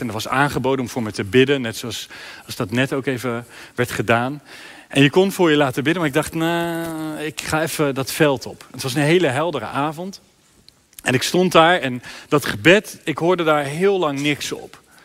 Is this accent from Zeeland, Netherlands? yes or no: yes; Sluis, Zeeland, Netherlands; in mijn stadje, in mijn sluis